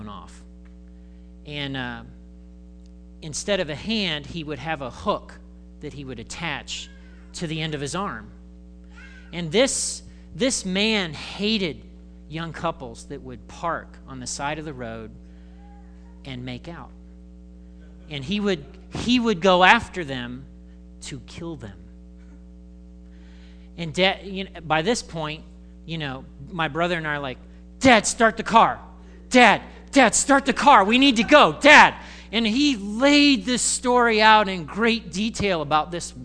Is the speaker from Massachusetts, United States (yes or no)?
no; Indiana, United States; I grew up in Indiana.